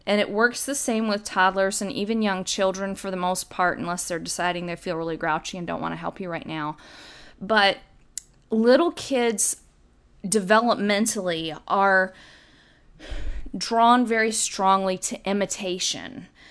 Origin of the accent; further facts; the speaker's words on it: the South, United States; When I was little growing up in the South